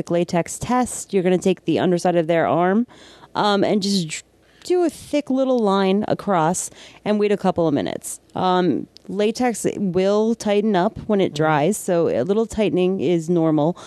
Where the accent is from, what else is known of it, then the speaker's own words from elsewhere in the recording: New Jersey, United States; accent: Jersey; my Jersey accent